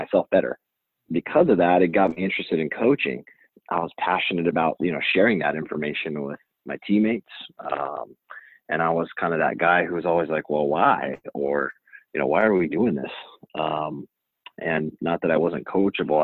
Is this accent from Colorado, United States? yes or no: yes; Fort Collins, Colorado, United States; also born or lived in Denver, Colorado; I am from Fort Collins, Colorado. I grew up there, went to high school there